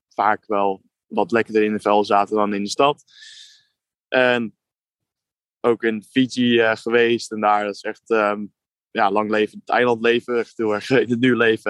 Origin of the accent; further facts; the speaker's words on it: Netherlands; wij als Nederlanders